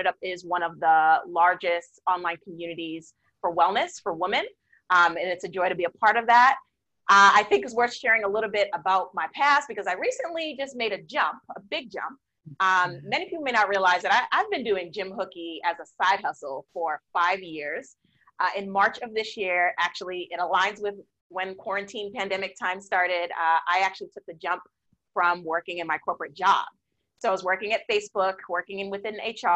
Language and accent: English; Boston, Massachusetts, United States; now in Oakland, United States; I am currently based in Oakland, California, originally from the East Coast. I grew up in Boston.